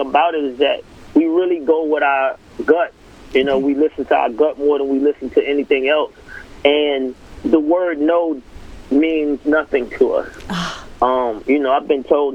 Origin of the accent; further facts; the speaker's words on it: Atlanta, Georgia, United States; I'm from Atlanta